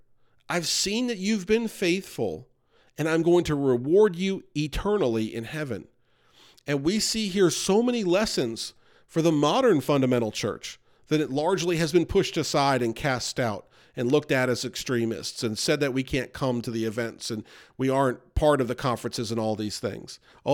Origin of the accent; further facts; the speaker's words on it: United States; I grew up near New York City, and you would see Orthodox Jews.